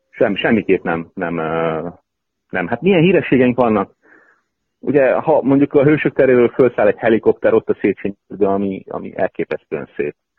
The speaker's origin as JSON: {"language": "Hungarian", "country": "Hungary", "moved": "yes", "said": "nem otthon élettem nagyon sok éve"}